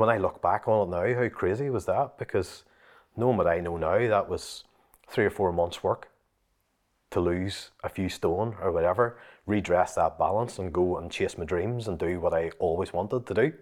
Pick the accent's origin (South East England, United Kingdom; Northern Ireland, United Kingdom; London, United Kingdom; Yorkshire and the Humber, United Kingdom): Northern Ireland, United Kingdom; Limavady; my own wee car lot in the town where, that I'm actually from, Lamavady